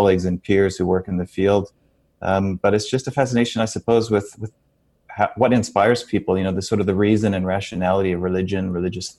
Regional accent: Lethbridge, Alberta, Canada; moved away as an adult; also born or lived in Scotland / England / New Zealand; now in Australia; I come from Southern Alberta. I'm born and raised in Lethbridge

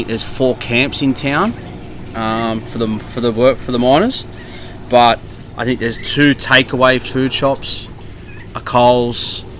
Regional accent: Sydney, New South Wales, Australia; also born or lived in Malabar; I'm from Maroubra. Yeah, right. Yeah, I'm born and bred.

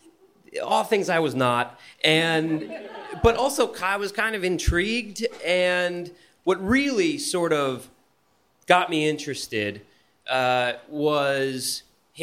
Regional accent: Bergen County, New Jersey, United States; moved away; also born or lived in Los Angeles; I'm from New Jersey. I'm from Bergen County, from the tri-state area

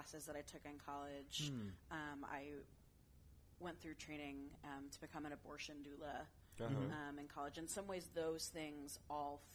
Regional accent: San Francisco, California, United States; also born or lived in Santa Fe, New Mexico / Middletown, Connecticut; I moved back to the Bay Area, which is where I grew up

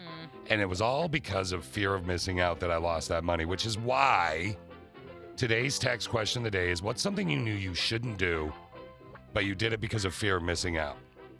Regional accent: East Lansing, Michigan, United States; And I grew up in East Lansing, by the way.

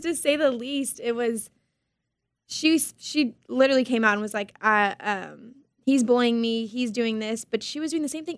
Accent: Harlingen, Texas, United States; I'm born and raised in Harlingen

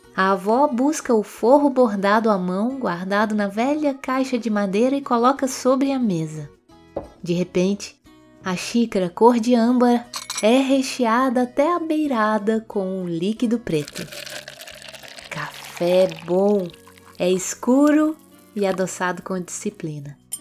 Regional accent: Minas Gerais, Brazil; Como mineira que sou

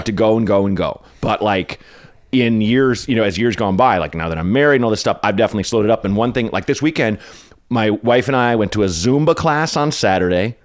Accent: Portland, Oregon, United States; where I grew up in Northeast Portland was not very pretty or nice

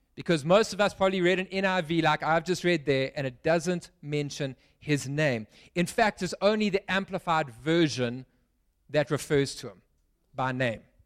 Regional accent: Pietermaritzburg, KwaZulu-Natal, South Africa; now in Cape Town, South Africa; I grew up in Pietermaritzburg

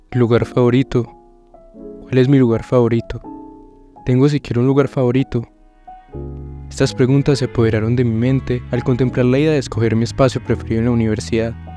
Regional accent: Paisa, Antioquia, Colombia

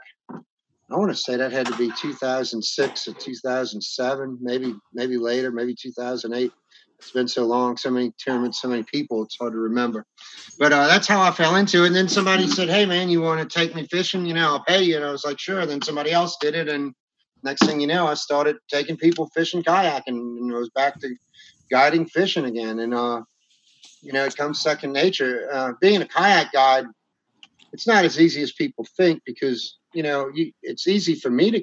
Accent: between Metairie and Empire, Louisiana, United States; also born or lived in Bucktown; I'm kind of halfway in between Metairie and Empire

